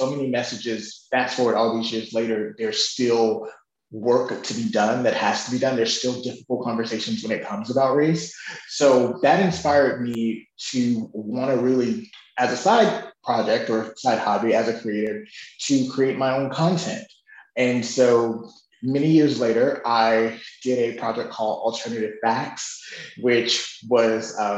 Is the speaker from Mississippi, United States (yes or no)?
yes; Chicago, then Mississippi, United States; I grew up in Chicago, then in Mississippi, the South